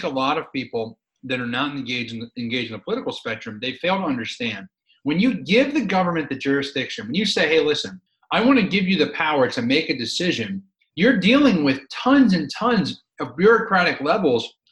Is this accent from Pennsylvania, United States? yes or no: yes; Philadelphia, Pennsylvania, United States; I grew up in Philadelphia